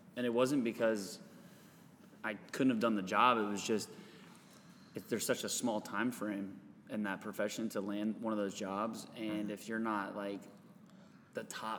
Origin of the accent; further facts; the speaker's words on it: Wisconsin, United States; I was born in Wisconsin